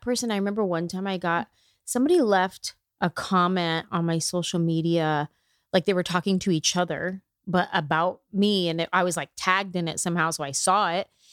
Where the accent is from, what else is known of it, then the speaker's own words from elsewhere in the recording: Bay Area, California, United States; now in Los Angeles, United States; I'm from the Bay Area. I've been in L A for twenty years